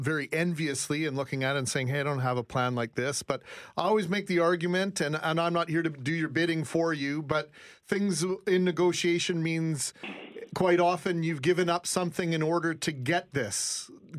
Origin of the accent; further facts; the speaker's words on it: Winnipeg, Manitoba, Canada; also born or lived in Calgary / Okanagan; I was always from Winnipeg